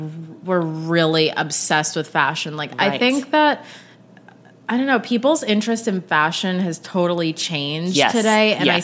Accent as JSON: {"language": "English", "town": "Bedford Hills", "region": "New York", "country": "United States", "tie": "born or raised there", "said": "I'm from Bedford Hills in Westchester, New York. So just an hour outside the city."}